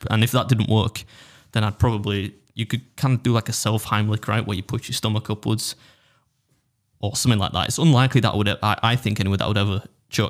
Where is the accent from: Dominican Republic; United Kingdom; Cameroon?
United Kingdom; as a British dude